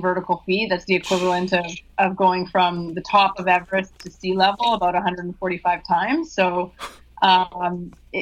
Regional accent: Vancouver, British Columbia, Canada; moved away as an adult; also born or lived in San Diego; I grew up in Vancouver and, you know, lived there all my life until probably about 6 years ago

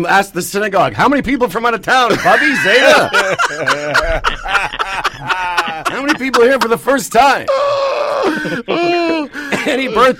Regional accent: Moose Jaw, Saskatchewan, Canada; I'm a Jew from Moose Jaw.

